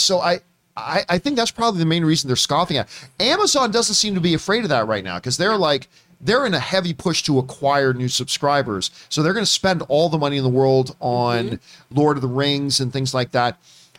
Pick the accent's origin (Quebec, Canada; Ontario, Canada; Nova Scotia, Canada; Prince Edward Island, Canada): Ontario, Canada; Hamilton; when I was a kid in our neighborhood, growing up on Carson Drive in Hamilton, Ontario